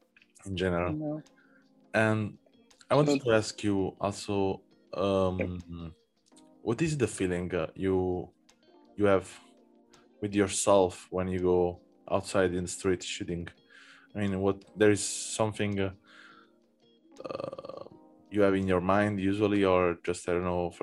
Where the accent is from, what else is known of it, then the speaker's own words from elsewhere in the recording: Naples, Campania, Italy; English is a second language; now in Berlin, Germany; I come from Naples. Oh, you're from Naples? I mean, I was born there and I was living there for half of my life.